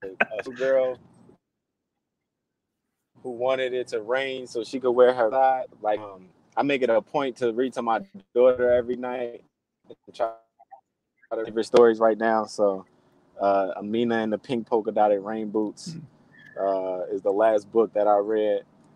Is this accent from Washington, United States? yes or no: no; Inglewood, California, United States; guys, you know, that I grew up in Inglewood, you know, haven't been able to work themselves out.